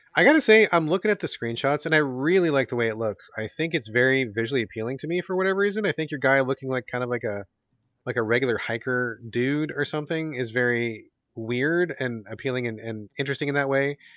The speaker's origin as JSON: {"language": "English", "country": "United States", "tie": "born or raised there", "said": "growing up in American culture"}